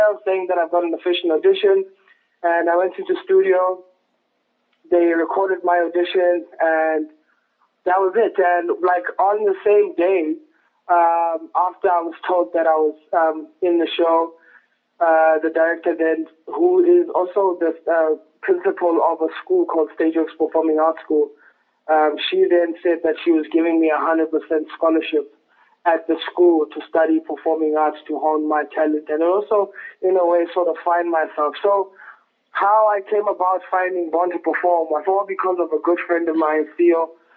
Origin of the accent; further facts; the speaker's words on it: Lesotho; also born or lived in South Africa / Bloemfontein, South Africa / Durban, South Africa; now in Johannesburg, South Africa; I'm actually originally from Lesotho, in a village called Lekokwane, Tiani.